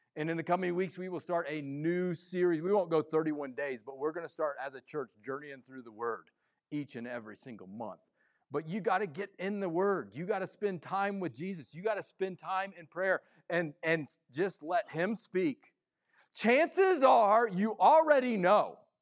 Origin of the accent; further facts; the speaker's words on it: Midwest, United States; I come from the Midwest sports area